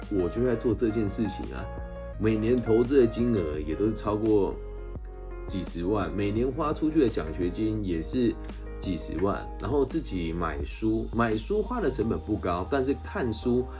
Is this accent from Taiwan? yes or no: yes; Taiwan; 在我们这个台湾的方言里面